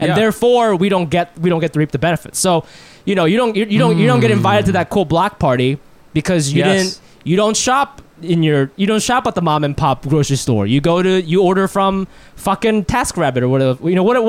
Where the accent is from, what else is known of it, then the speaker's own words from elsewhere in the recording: Ohio, United States; moved away as an adult; now in Brooklyn, United States; when I was growing up in Ohio, there was definitely a community.